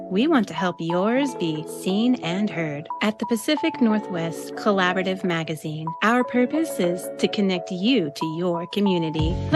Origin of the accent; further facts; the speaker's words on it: Iran; moved away as an adult; now in New York, United States; that's very audacious, of course, for for girl growing up in Iran.